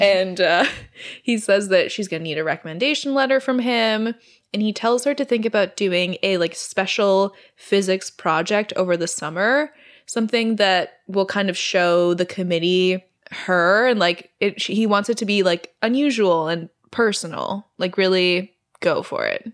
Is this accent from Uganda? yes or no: no; Canada; I'm Canadian